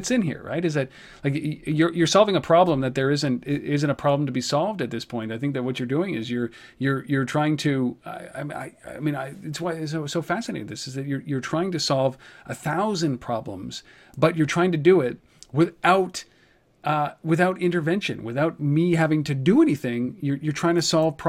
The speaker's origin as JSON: {"language": "English", "country": "Canada", "said": "I'm Canadian"}